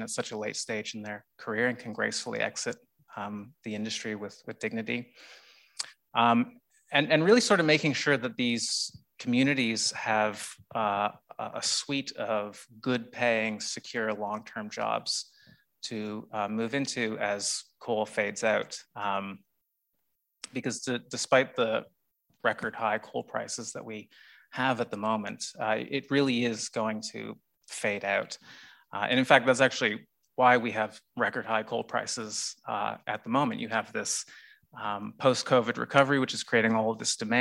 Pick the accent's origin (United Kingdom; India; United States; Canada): Canada; now in Australia; as a kid growing up in Canada